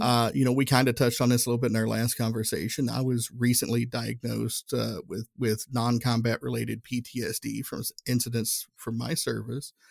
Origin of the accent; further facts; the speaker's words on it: Northeast Tennessee, United States; moved away as an adult; growing up in Northeast Tennessee, uh, everybody looked like me